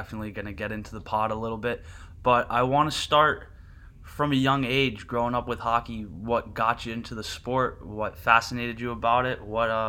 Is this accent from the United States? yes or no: yes; New Jersey, United States; growing up in South Jersey, it was only going to be cold enough to skate on half the rink for maybe 1 week a year.